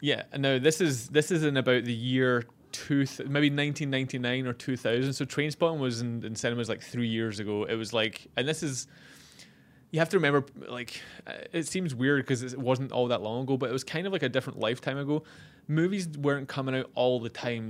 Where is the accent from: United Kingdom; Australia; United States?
United Kingdom; Scotland; moved away; being from the U K, we kinda bonded, even though he's English and I'm Scottish